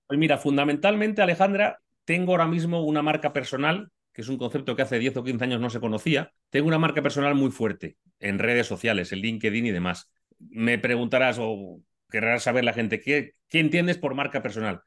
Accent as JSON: {"language": "Spanish", "town": "Madrid", "region": "Community of Madrid", "country": "Spain", "said": "soy español, soy madrileño, vivo en Madrid"}